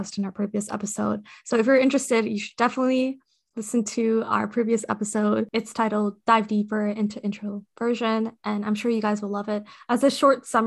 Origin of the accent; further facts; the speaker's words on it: Nepal; I am from Nepal. I was born there.